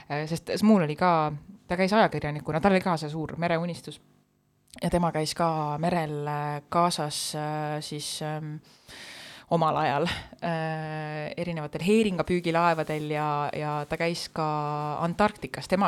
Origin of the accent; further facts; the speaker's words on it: Saare County, Estonia; ma olen saarlane